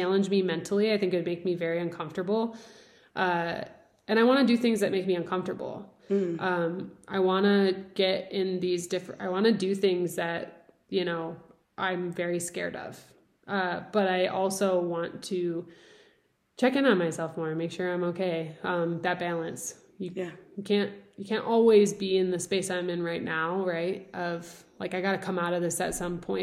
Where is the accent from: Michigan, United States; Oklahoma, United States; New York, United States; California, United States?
Michigan, United States; near Detroit; now in Denver, United States; I grew up near Detroit, amazing cultured food